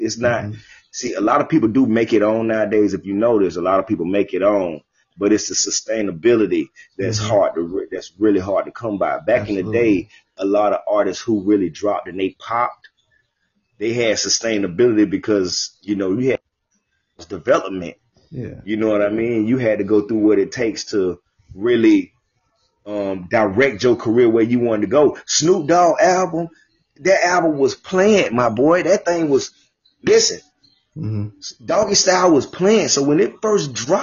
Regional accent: Jacksonville, Florida, United States; I'm from Jacksonville.

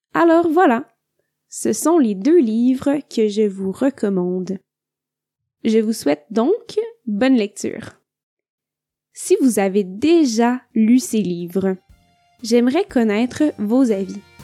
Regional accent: Quebec, Canada; je viens du Québec.

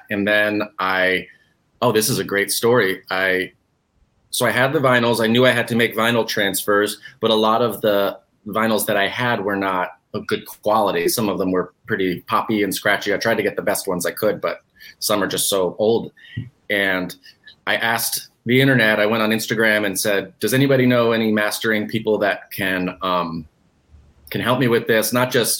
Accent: New Jersey, United States; I'm originally from New Jersey, surprisingly enough.

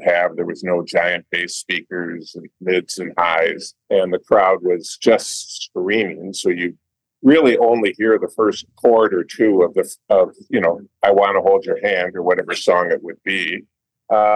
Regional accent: St. Louis Park, Minnesota, United States; I was raised in St. Louis Park

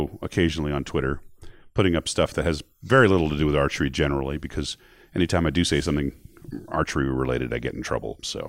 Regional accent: New York, United States; I grew up in New York.

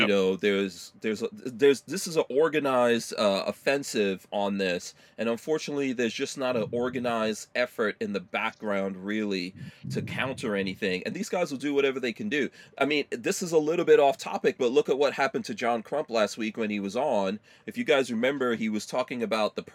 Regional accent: New York City, New York, United States; I grew up in New York City

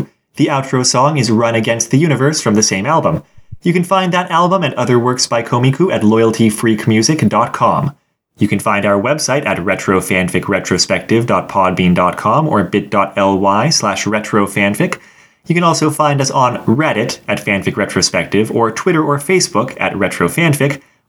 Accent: United States; as an American

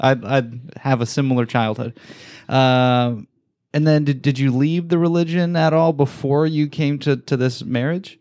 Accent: Salt Lake City, Utah, United States; growing up in Salt Lake, Mormonism is just present.

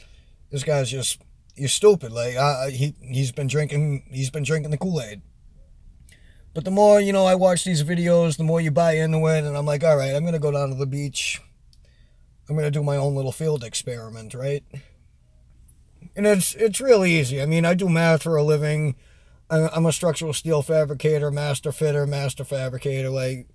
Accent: New England, United States; I'm from New England and my accent is all over the place because I go all over the country and I haven't been in New England in years.

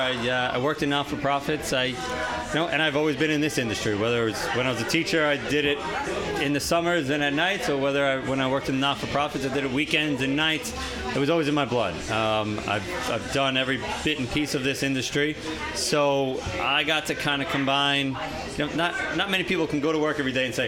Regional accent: West Babylon, New York, United States; now in Lindenhurst, United States; I grew up in West Babylon

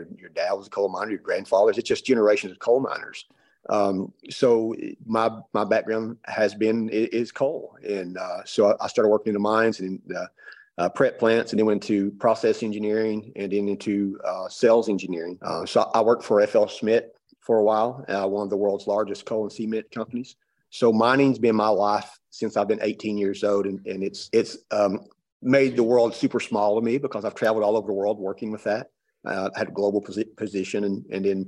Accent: Pike County, Eastern Kentucky, United States; moved away as an adult; now in Knoxville, United States; I grew up in Eastern Kentucky in very, very poor rural area

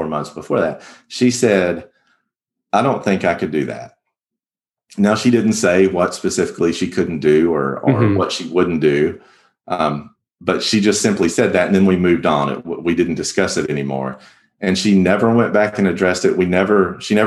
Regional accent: the South, United States; growing up in the Church of Christ in the South

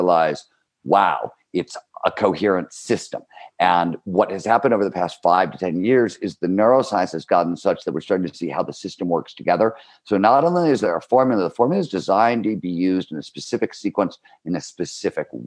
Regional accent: Cleveland, Ohio, United States; growing up in Cleveland, Ohio, blue collar steel mill town, 70s

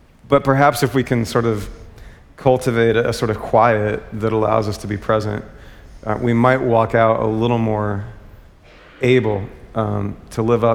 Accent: United States; as an American

